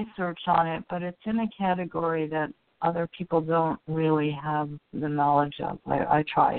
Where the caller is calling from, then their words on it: Oregon, United States; I'm calling from Oregon.